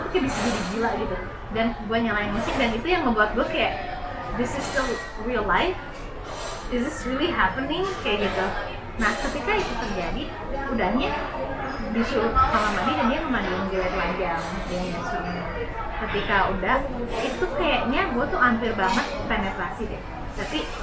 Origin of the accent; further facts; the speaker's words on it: Bandung, West Java, Indonesia; aku dari Bandung